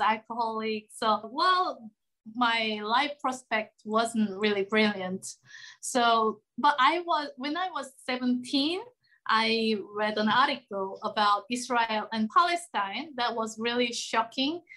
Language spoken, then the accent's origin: English; South Korea; also born or lived in London; I'm from Korea. Now I live in Korea as well, but I used to travel a lot around the world. Also, I used to live in London for seven years.